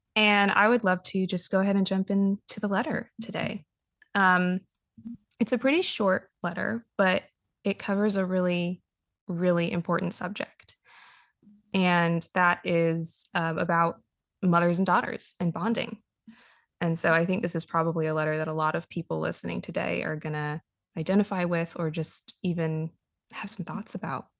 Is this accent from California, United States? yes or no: yes; Los Angeles, California, United States; moved away; growing up in Los Angeles